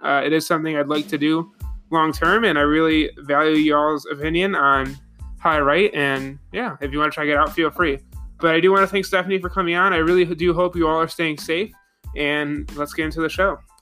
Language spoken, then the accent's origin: English; Buffalo, New York, United States; I'm from Buffalo, New York, um, and I spent um, most of my or all of the beginning of my career in Buffalo.